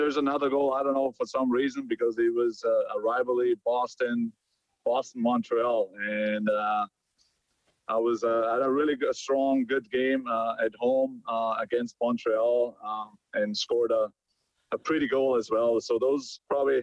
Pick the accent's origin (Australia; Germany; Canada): Germany; moved away; me being from Germany